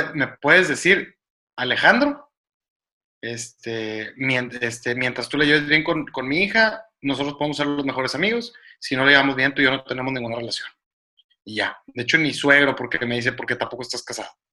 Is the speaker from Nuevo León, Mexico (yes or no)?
yes; Monterrey, Nuevo León, Mexico; dijimos que somos de Monterrey